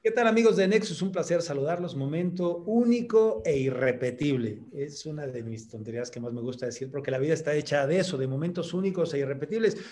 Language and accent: Spanish; Mexico; soy mexicano